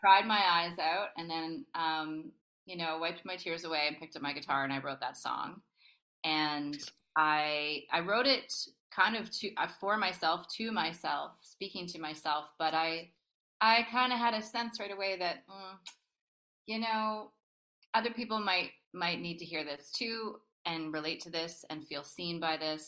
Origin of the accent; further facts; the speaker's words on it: Toronto, Ontario, Canada; moved away; I'm from Toronto